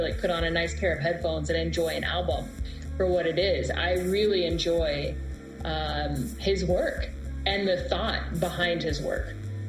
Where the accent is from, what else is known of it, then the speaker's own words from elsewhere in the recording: Texas, United States; Well, like I said, I'm from Texas, so it's like, you're going to cry, you're going to show you're weak.